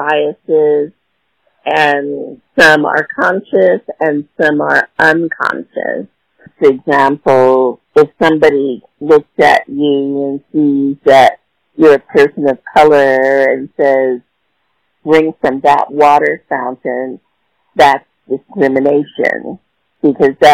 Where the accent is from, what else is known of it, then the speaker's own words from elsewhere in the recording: Los Angeles, California, United States; now in Washington, D.C., United States; I'm from Los Angeles, California